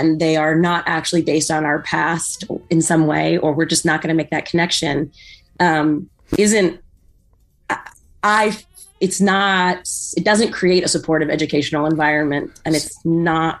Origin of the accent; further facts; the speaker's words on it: San Diego, California, United States; I grew up in San Diego, where a huge majority of the kids at our school were Hispanic, because we're right next to the border with Mexico